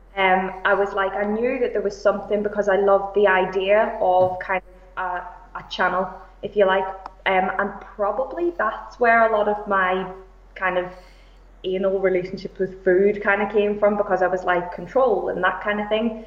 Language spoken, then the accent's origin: English; Belfast, Northern Ireland, United Kingdom; moved away as an adult; now in Liverpool, United Kingdom; I am originally from Belfast. I've lived in Liverpool for about eight years.